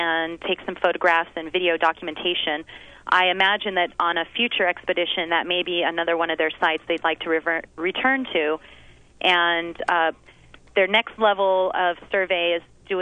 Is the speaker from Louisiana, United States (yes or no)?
no; Big Island, Hawaii, United States; I born and raised in Hawaii, living on the Big Island my whole life